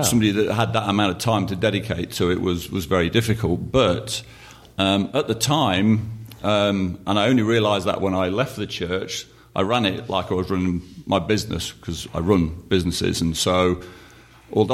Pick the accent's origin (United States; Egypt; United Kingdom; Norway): United Kingdom; I'm from the UK